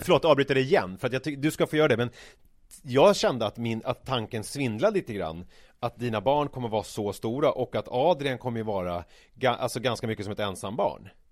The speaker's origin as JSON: {"language": "Swedish", "area": "Vega", "region": "Stockholm County", "country": "Sweden", "tie": "born or raised there", "also_born_or_lived": "Vasastan, Stockholm", "said": "jag flyttade från Vasastan till Vega 1986 när jag var ja. sex år."}